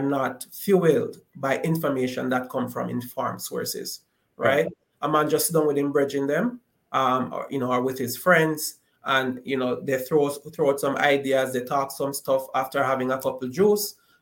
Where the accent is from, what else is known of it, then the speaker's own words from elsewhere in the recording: Jamaica; growing up in Jamaica